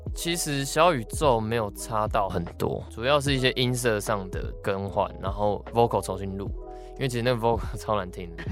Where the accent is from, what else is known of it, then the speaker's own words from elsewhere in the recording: Taipei, Taiwan; 我们身为一个台北人，西门町就是从小我妈就叫我不要去那个地方